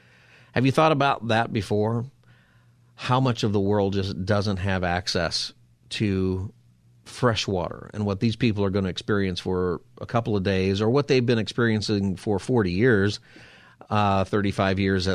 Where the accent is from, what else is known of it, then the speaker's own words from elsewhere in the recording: Palmdale, California, United States; I remember as a kid all the time growing up in Palmdale area and my dad talking about the drought and saving water